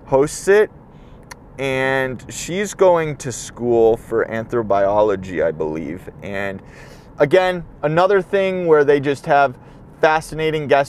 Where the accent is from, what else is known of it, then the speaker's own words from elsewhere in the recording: Midwest, United States; I'm from the Midwest